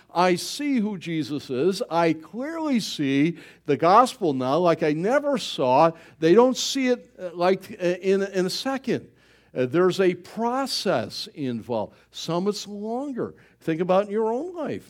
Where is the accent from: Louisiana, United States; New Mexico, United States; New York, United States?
New York, United States; Buffalo; I'm from Buffalo